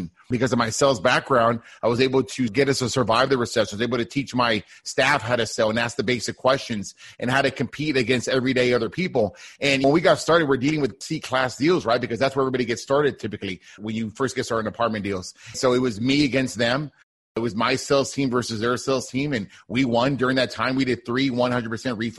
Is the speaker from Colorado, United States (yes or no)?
no; Deep South Texas, United States; now in Houston, United States; I grew up in Deep South Texas, like a border town close to Mexico, United States